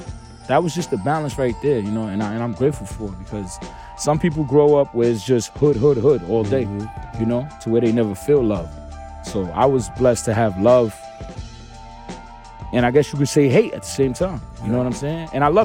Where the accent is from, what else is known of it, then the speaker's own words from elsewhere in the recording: New York City, New York, United States; I'm from Brownsville, East New York, Brooklyn, more or less. You know, but my stomping grounds officially are Ocean Hill.